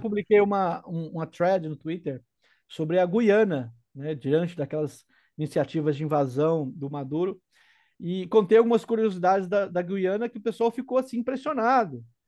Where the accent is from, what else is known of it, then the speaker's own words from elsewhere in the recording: Brazil; minha casa, minha terra natal